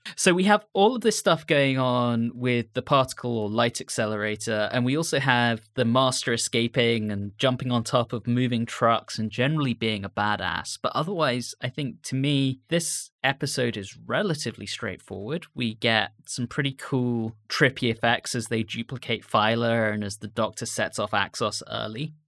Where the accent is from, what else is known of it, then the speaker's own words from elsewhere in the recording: United Kingdom; growing up in Britain